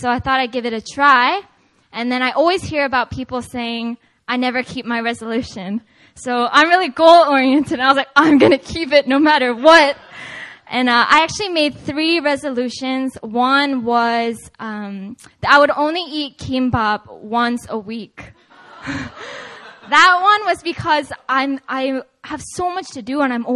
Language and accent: English; Seattle, Washington, United States; moved away; I'm originally actually from Seattle, Washington